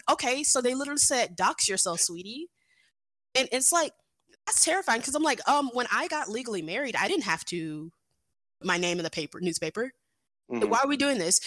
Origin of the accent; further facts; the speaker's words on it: Atlanta, Georgia, United States; also born or lived in Savannah, Georgia / Augusta, Georgia; Born and raised in Atlanta